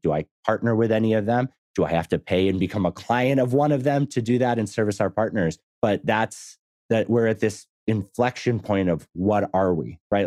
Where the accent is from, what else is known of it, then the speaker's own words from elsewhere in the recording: Massachusetts, United States; now in Texas, United States; I grew up in Massachusetts. I live in Texas now.